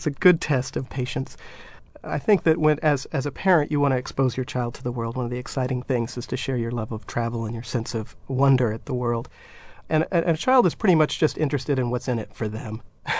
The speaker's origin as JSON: {"language": "English", "town": "San Francisco", "region": "California", "country": "United States", "tie": "born or raised there", "said": "the first city that comes to mind is certainly my favorite, and my hometown of San Francisco."}